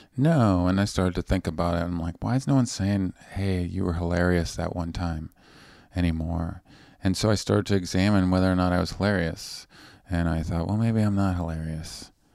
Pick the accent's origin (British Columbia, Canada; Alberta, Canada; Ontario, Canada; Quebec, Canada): British Columbia, Canada; Vancouver; moved away; I'm from Vancouver on, on the West Coast